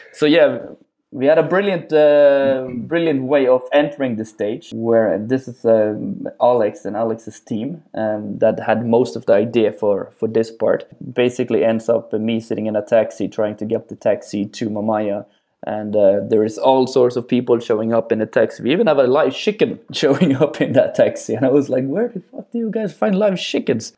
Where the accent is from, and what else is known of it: Norway; born or raised there; moved away as an adult